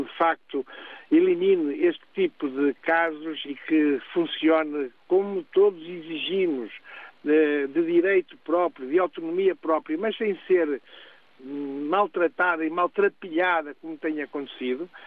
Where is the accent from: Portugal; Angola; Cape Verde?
Portugal; enquanto portugueses